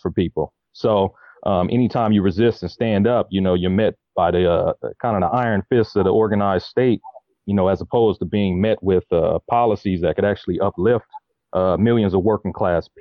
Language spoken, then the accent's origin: English; Los Angeles, California, United States; was born and raised in South Central LA, which was the epicenter of the last rebellion